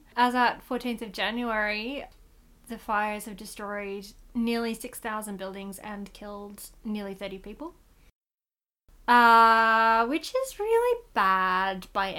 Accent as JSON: {"language": "English", "country": "Australia", "said": "So, some context for our non-Australian listeners. Fire season is a thing here."}